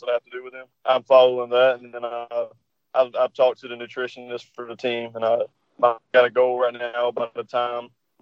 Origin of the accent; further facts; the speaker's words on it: North Carolina, United States; I'm from North Carolina